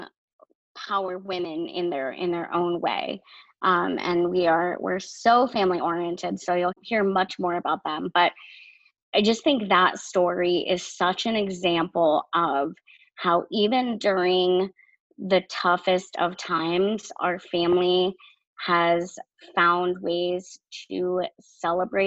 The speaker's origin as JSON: {"language": "English", "region": "Maine", "country": "United States", "also_born_or_lived": "New Hampshire", "said": "we are from Maine"}